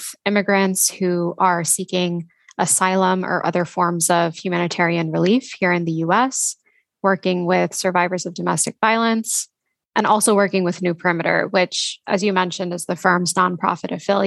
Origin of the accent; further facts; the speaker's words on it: Texas, United States; now in Boston, United States; I'm from Texas and have kind of lived everywhere over the past decade or so